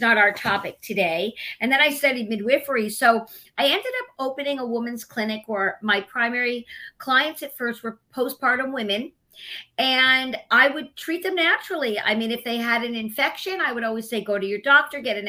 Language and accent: English; Los Angeles, California, United States; moved away as an adult; also born or lived in Oxford; now in Brooklyn, United States; I'm from Los Angeles, Hollywood, California. I was a childhood actress. I did movies and television growing up